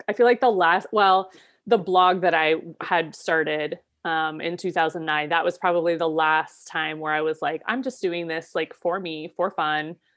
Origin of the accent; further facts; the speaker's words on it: Ohio, United States; moved away as an adult; also born or lived in Seattle; moving back to my home state of Ohio